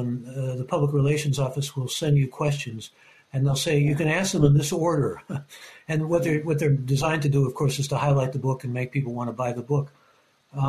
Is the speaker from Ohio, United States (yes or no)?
yes; Cleveland, Ohio, United States; growing up in Cleveland and looking back at Cleveland